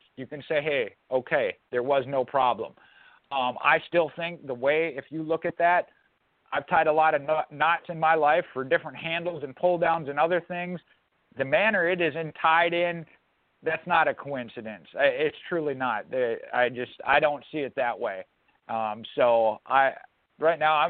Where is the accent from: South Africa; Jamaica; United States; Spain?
United States; Minneapolis, Minnesota; my home state of Minneapolis, Minnesota